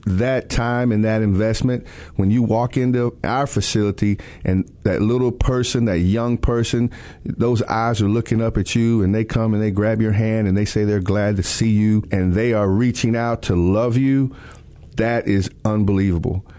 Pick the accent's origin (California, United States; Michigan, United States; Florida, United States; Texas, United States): Texas, United States; I grew up in Texas.